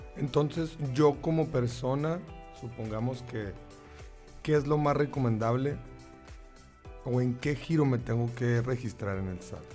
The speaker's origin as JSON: {"language": "Spanish", "region": "Sonora", "country": "Mexico", "said": "así somos los sonorenses"}